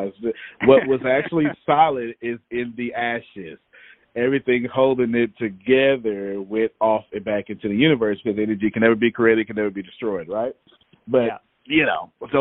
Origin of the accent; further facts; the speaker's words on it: Texas, United States; I'm from Texas